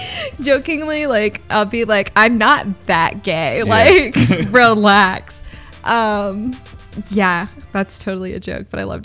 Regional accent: Dallas, Texas, United States; now in Austin, United States; Yeah, I'm from Dallas, too.

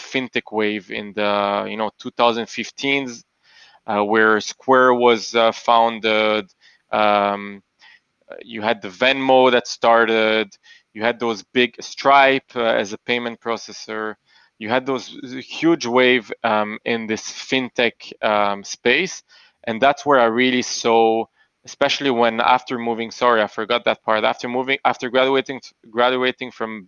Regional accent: Antwerp, Flanders, Belgium; moved away as an adult; also born or lived in Boston / Panama; now in Tel Aviv, Israel; I was born and I grew up in Belgium in a little town called Antwerp, in a small Jewish community.

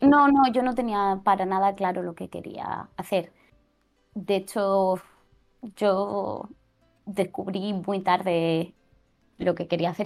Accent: Murcia, Region of Murcia, Spain; moved away as an adult; also born or lived in France / United States / Mexico; now in Barcelona, Spain; Yo soy de Murcia.

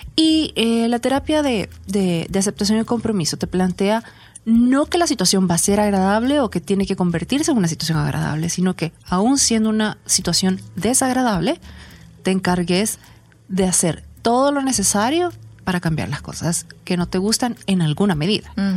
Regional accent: El Salvador; los salvadoreños trabajábamos tanto

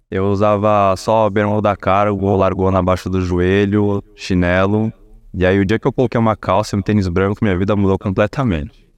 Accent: Brazil; Brasileiro, nasci aqui, meus pais nasceram no Brasil também

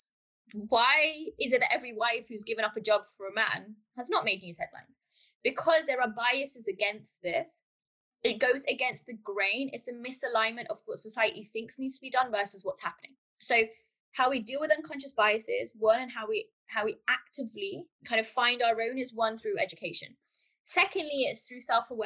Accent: United Kingdom; I'm from the UK, but culturally and my heritage is from Pakistan. So I've been raised in the UK

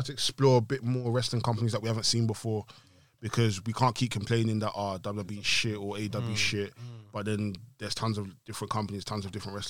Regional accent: Ghana; Because I'm Ghanaian, innit?

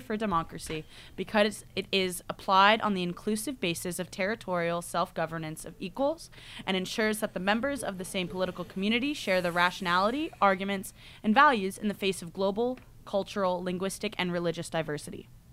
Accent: United States; moved away as an adult; now in United Kingdom; I'm the American who only knows about America

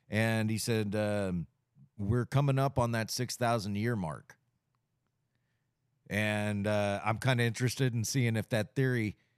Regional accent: United States; I go back to being a constitutionalist, and I'm an American.

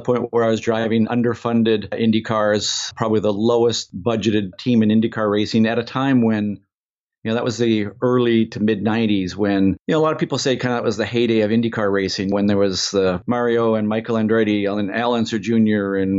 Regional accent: Vancouver, British Columbia, Canada; We grew up in Vancouver in Canada

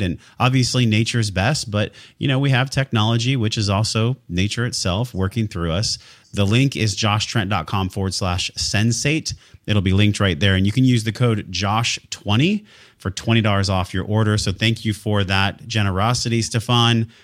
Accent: San Diego, California, United States; I was born and raised in San Diego, California

